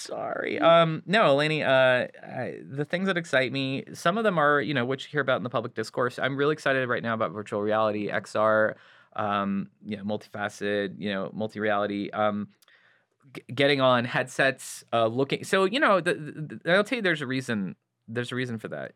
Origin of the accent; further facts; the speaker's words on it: Santa Clarita, California, United States; I grew up in Santa Clarita, about an hour north of L